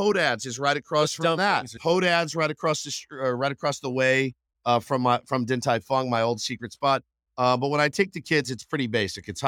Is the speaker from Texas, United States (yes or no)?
yes; Texas, United States; now in San Diego, United States; the barbecue I grew up with in Texas